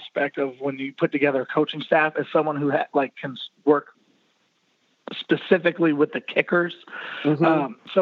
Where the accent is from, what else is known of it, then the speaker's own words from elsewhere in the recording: Maryland, United States; now in Florida, United States; I'm actually from Maryland originally